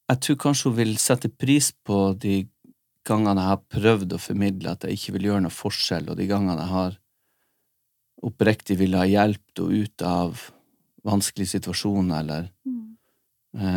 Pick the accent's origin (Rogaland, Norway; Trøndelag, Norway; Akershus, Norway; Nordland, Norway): Nordland, Norway; Vi er begge nordlendinger.